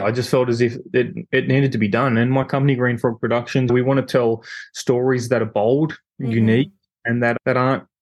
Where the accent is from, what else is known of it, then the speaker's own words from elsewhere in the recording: Newcastle, New South Wales, Australia; we're both from Newcastle